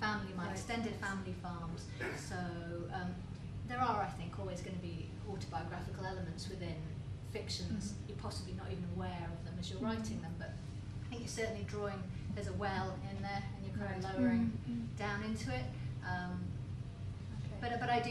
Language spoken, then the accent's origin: English; Lake District, North West England, United Kingdom; I come from the Lake District